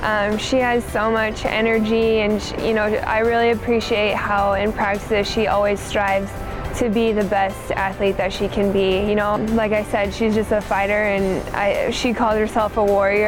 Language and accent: English; Lincoln, Nebraska, United States; I was born and raised in Lincoln, and I knew exactly what it meant